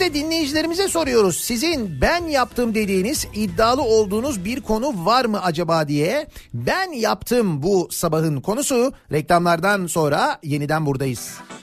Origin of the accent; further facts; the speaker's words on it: İzmir, Turkey; biz İzmirliler olarak